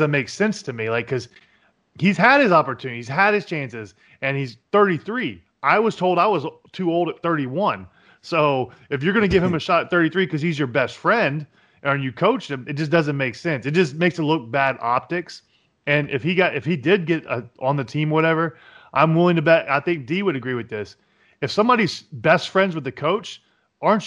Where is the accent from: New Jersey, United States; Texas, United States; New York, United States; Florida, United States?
Florida, United States; Jacksonville; I am from the Jacksonville. I actually played against Tim Tebow's team in high school, actually.